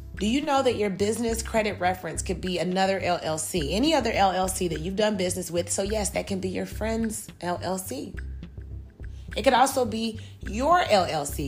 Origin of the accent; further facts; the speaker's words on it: Chicago, Illinois, United States; moved away as an adult; now in Georgia, United States; I'm originally from Chicago, Illinois.